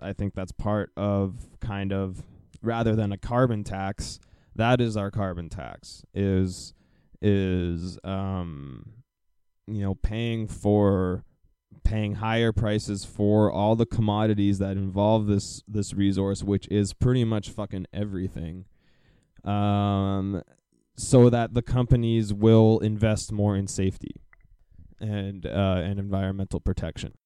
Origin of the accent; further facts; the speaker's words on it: Calgary, Alberta, Canada; now in Burnaby area, Canada; I am from Calgary